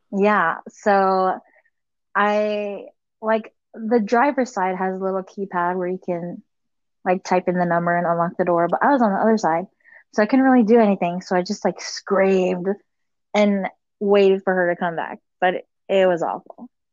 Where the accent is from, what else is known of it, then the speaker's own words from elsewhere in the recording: United States; also born or lived in Kosrae, Micronesia; I was born here in America, so I've been here my whole life